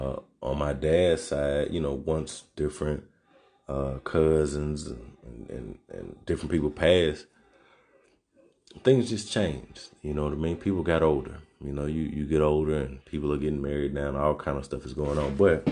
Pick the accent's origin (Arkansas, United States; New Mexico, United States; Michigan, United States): Arkansas, United States; I come from Arkansas, so, you know, country and dirt roads and just racism and sit-ins and all this type of stuff